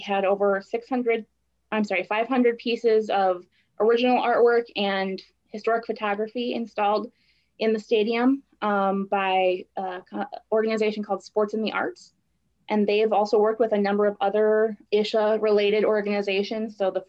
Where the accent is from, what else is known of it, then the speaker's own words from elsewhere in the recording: Milwaukee, Wisconsin, United States; now in Green Bay, United States; I grew up in Milwaukee, which is the largest city in the state